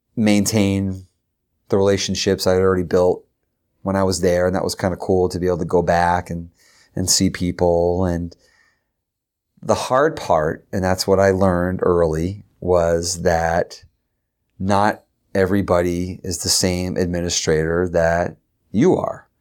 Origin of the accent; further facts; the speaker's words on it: Derry, New Hampshire, United States; also born or lived in Concord, New Hampshire; I was from Derry.